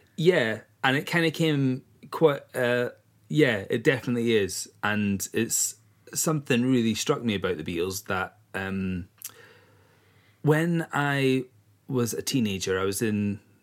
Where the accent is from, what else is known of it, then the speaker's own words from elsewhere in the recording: East Coast of Scotland, United Kingdom; moved away as an adult; now in Isle of Eigg, United Kingdom; I'm from the East Coast originally, and I only moved to the West Coast 11 years ago